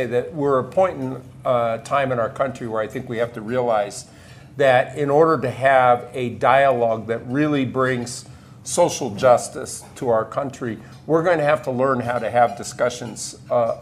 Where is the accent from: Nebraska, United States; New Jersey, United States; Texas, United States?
Nebraska, United States; moved away as an adult; I grew up on a farm near a small community in Nebraska